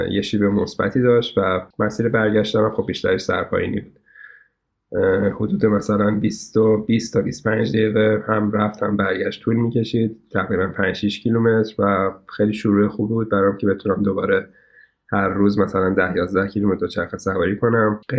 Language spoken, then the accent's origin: Persian; Karaj, Alborz, Iran; now in Tehran, Iran; بعدها که حالا ما در واقع از کرج اومدیم به تهران